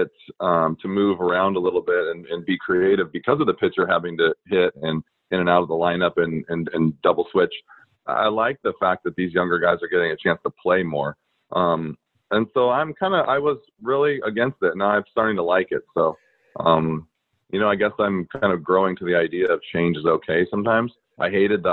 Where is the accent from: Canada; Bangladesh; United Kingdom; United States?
United States; Anaheim, California; I grew up in Anaheim